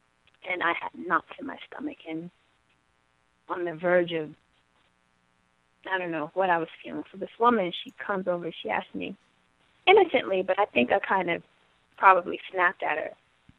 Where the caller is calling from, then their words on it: New York City, New York, United States; I'm in New York City, Gotham. I'm in New York.